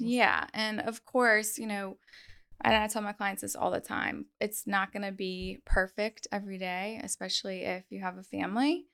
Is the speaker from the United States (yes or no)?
yes; North Shore, Louisiana, United States; I'm born and raised on the North Shore